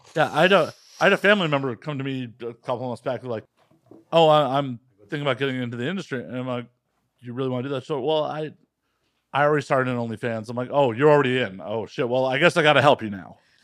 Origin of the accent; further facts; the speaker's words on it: Midwest, United States; growing up in the Midwest, uh, you know, the United States